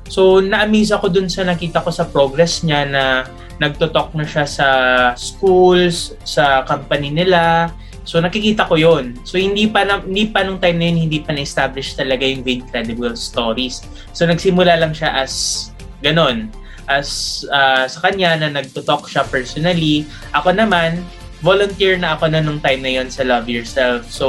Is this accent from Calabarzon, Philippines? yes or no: no; Bacolod, Negros Occidental, Philippines; ako naman, lumaki ako sa Negros Island sa may Bacolod. So, nung nalaman nga namin Ilonggo, pares kami Ilonggo